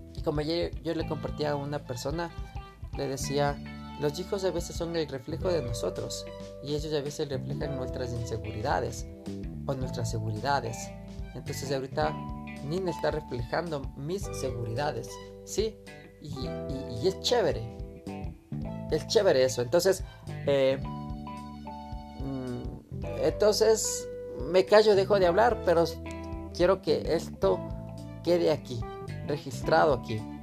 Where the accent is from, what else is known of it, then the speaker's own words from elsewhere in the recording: Quito, Pichincha, Ecuador; yo soy de Quito